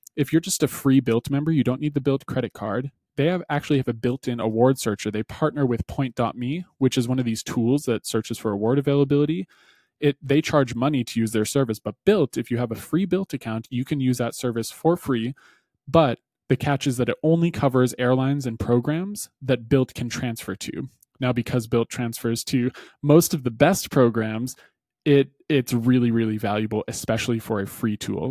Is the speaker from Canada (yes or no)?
yes; Canada; for me as a Canadian